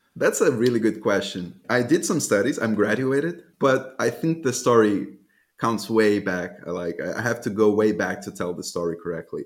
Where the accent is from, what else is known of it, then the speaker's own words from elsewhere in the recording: Salvador, Bahia, Brazil; moved away as an adult; also born or lived in Germany; I was born in Salvador, Bahia, Brazil